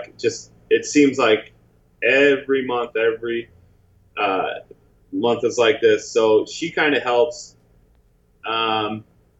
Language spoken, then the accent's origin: English; St. Louis, Missouri, United States; moved away as an adult; also born or lived in Chicago, Illinois; now in Los Angeles, United States; I'm originally from St. Louis, and then I moved to Chicago when I was like in high school